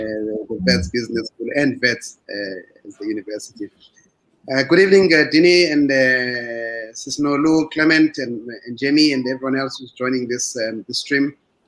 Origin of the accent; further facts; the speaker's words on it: South Africa; moved away as an adult; now in Cairo, Egypt; I'm originally from South Africa in a place called Namak. So I'm a village boy